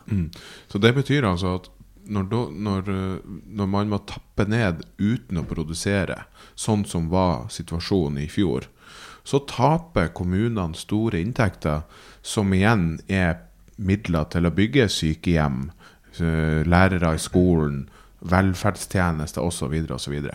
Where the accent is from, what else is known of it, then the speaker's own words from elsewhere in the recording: Træna, Nordland, Norway; moved away; also born or lived in Myken; For jeg er jo fra Helgeland og fra Træna og gått mine barnsben på Myken og, og, og, ute på Træna